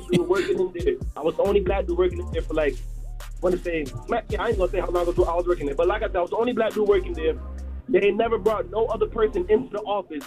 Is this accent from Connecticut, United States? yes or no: yes; Hartford, Connecticut, United States; I'm from Hartford, Connecticut